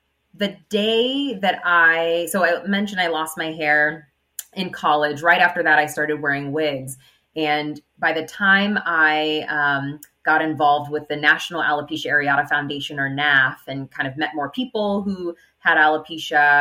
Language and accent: English; Inland Empire, California, United States; We're from the Inland Empire